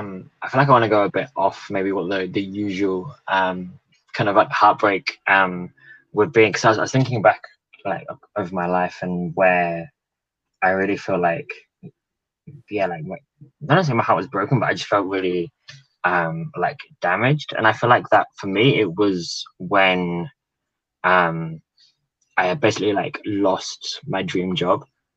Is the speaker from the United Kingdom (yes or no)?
yes; England, United Kingdom; born there; also born or lived in New Zealand / Italy; I was born in England, but spent a lot of my life living in New Zealand and a bit in Italy, actually, for university. Been back in London six years, something like that.